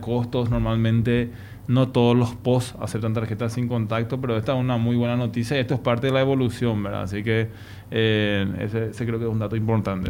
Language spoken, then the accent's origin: Spanish; Paraguay